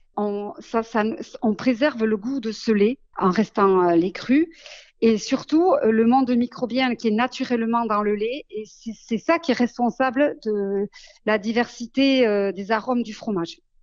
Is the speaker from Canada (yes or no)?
no; Basque Country, Nouvelle-Aquitaine, France; c'est l'attachement à ma maison natale et à ma terre natale qui, m'a poussée à m'installer.